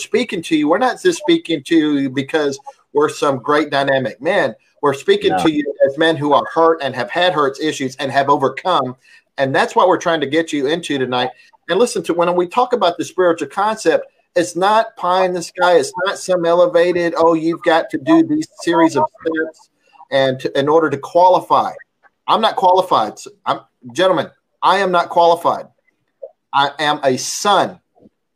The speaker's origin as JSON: {"language": "English", "country": "United States", "said": "while I am an American, I grew up in a traditional Hispanic family"}